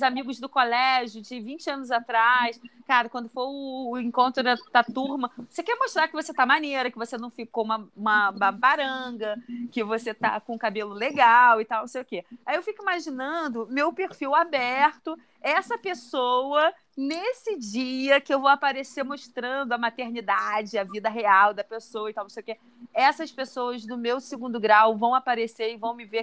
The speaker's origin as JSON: {"language": "Portuguese", "region": "Rio de Janeiro", "country": "Brazil", "also_born_or_lived": "Belém", "said": "sou de Bangu"}